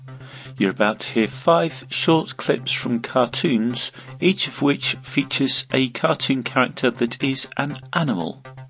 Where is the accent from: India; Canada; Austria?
Austria; Vienna; Since Vienna is my hometown